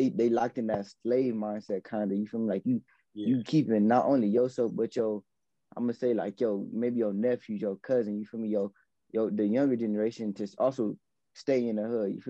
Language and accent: English; Los Angeles, California, United States; I'm from L.A., I'm from Watts